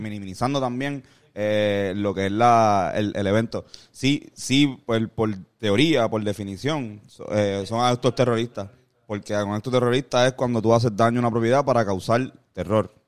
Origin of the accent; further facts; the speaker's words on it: Puerto Rico; con puertorriqueños y puertorriqueñas que terminan con las vidas de nosotros